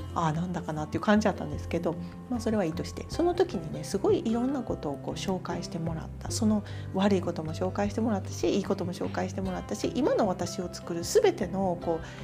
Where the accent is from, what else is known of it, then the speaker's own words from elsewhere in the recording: Kobe, Hyogo, Japan; 私は神戸で育ったのでヤシの木があるような環境なんてなかったわけです